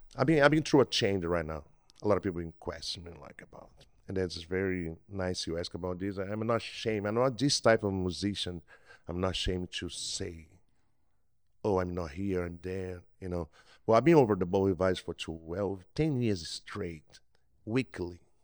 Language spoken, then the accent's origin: English; Brazil; English is a second language; moved away as an adult; now in Mississippi Gulf Coast, United States; I'm from Brazil. I've been here for a while.